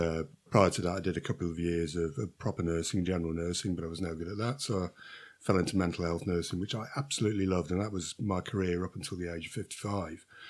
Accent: Shrewsbury, West Midlands, United Kingdom; I'm a Silopian, not by birth, uh, but my parents moved here when I was a young child, so, uh, I'm an ad-, an adopted Silopian

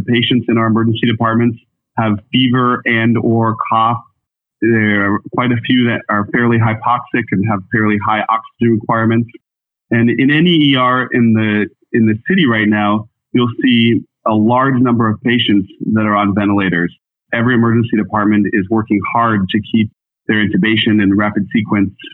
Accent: Boulder County, Colorado, United States; moved away as an adult; now in New York City, United States; I'm actually Boulder County native

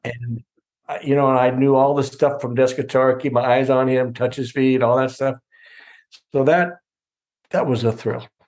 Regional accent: California, United States; I was from California

